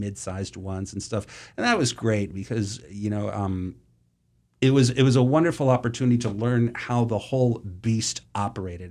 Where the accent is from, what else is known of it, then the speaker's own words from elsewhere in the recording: Boston, Massachusetts, United States; I grew up in Boston, or the suburbs of Boston